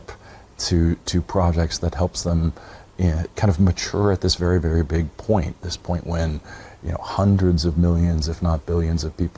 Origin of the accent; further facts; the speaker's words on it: near Indianapolis, United States; near my hometown